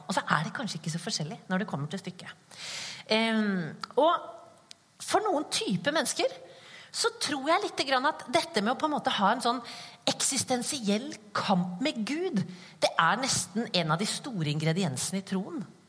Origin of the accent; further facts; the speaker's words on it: Skien, Vestfold og Telemark, Norway; accent: Skien dialect; now in Kristiansand, Norway; Jeg kommer fra Skien. Dere, dialekten min kommer fra Skien